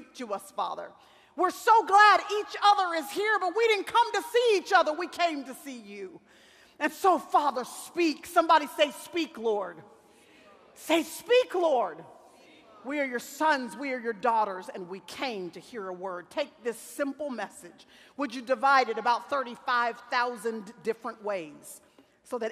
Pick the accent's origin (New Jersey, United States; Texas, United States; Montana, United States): Texas, United States; Dallas; in Dallas, Texas, which is where I still live, and where I was born and raised in Dallas, Texas